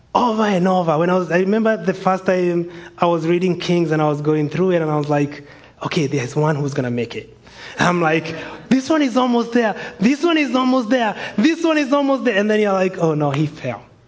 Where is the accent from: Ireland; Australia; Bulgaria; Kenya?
Kenya; moved away; I'm from Kenya, immigrants over here